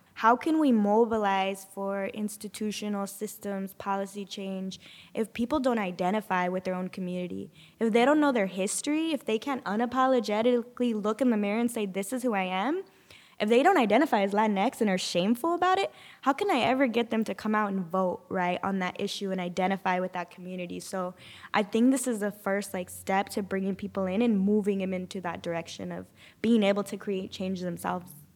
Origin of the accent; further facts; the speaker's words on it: Sanger, California, United States; I'm originally from Sanger